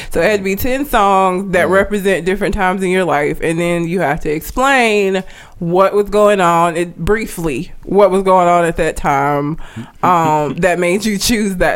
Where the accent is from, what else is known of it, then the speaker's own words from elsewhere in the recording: Talladega, Alabama, United States; I grew up in Talladega.